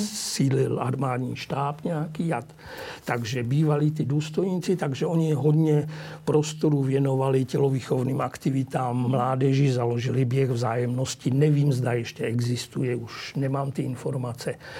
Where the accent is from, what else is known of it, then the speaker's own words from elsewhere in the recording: Czechia; now in Bratislava, Slovakia; mé rodině na Moravu a do Čech